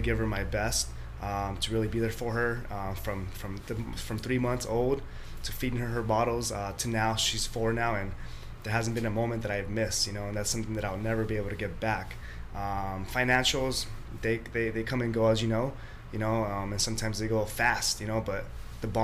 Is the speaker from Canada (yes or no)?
no; El Salvador; moved away; I'm from El Salvador, so my family from El Salvador